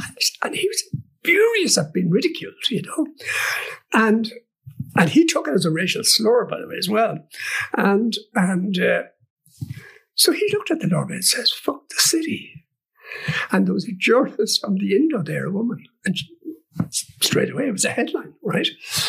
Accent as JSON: {"language": "English", "region": "England", "country": "United Kingdom", "said": "I said, \"But I am English.\""}